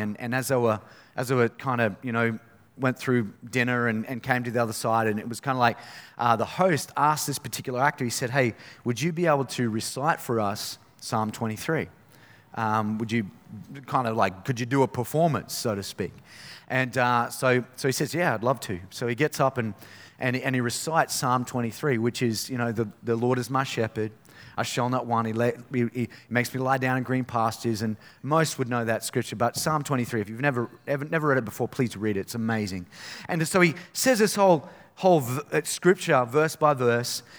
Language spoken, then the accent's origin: English; Innisfail, Queensland, Australia; I grew up in Innisfail